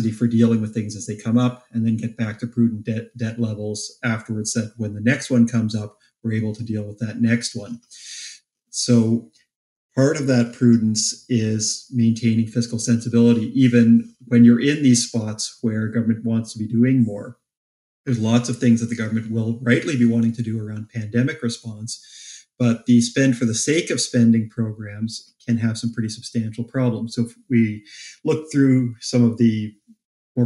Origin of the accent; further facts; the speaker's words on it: Canada; As a Canadian